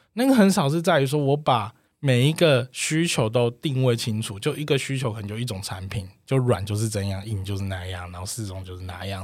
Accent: Taoyuan, Taiwan; 我是桃园人嘛，公司也是桃园

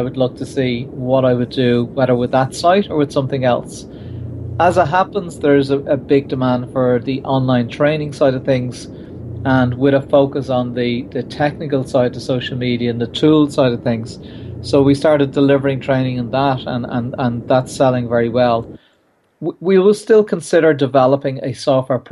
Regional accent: Ireland; I'm Irish.

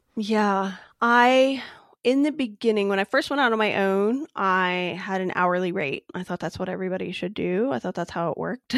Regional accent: near Cincinnati, Ohio, United States; I grew up near Cincinnati

